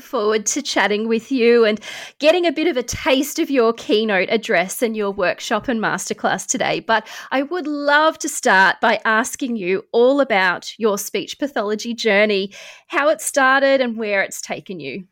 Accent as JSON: {"language": "English", "town": "Melbourne", "region": "Victoria", "country": "Australia", "tie": "born or raised there", "said": "my hometown of Melbourne"}